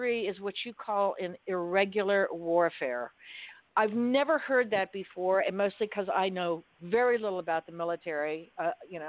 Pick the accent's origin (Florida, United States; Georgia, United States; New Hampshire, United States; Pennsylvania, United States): Florida, United States; Florida, my hometown